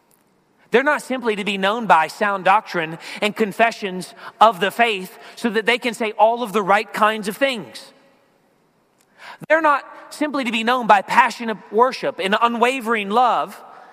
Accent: Philadelphia, Pennsylvania, United States; I'm from the Philadelphia area

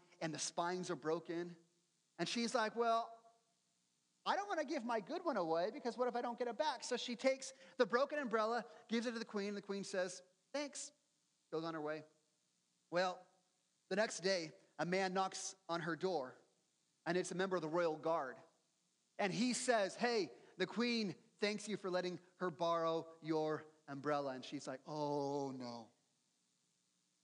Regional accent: United States; us Americans

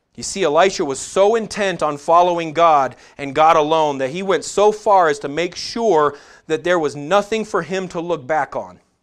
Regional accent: United States; we as American Christians

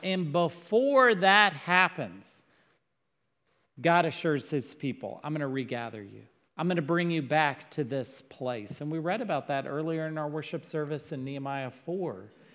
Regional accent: Texas, United States; I'm from Texas.

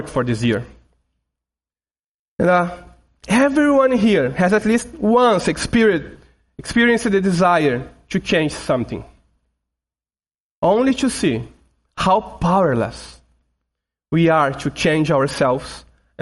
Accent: Brazil; first language Portuguese; English is a second language; Portuguese, my mother language. I and my family, we are from Brazil, so we speak Portuguese

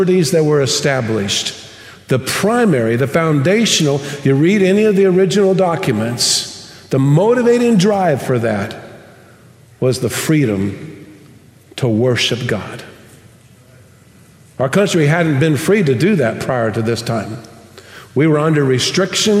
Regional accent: United States; now in Tomball, United States; one of the things I love most about being an American

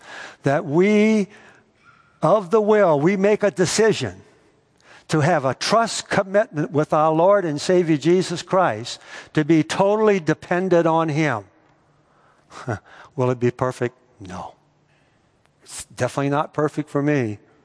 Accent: United States; As an American

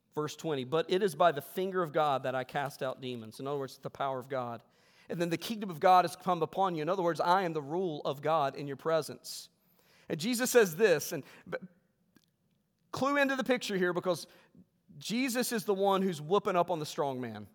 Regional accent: West Virginia, United States; I was raised in West Virginia

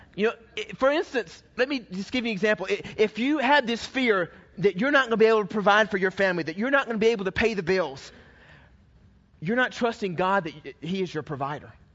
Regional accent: Georgia, United States; I was raised in the South, I was raised in Georgia

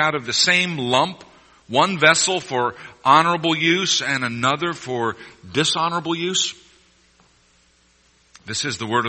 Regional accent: Missouri, United States; moved away; As a kid growing up in Missouri

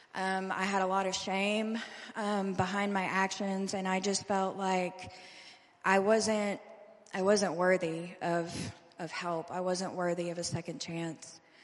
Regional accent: Louisville, Kentucky, United States; I'm originally from Louisville, Kentucky.

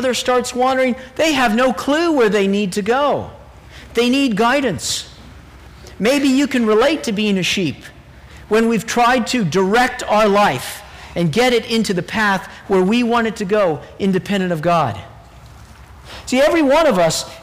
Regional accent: Texas, United States; I grew up in Texas

